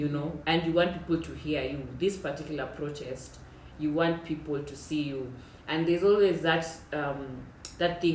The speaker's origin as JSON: {"language": "English", "country": "Kenya", "said": "I'm Kenyan"}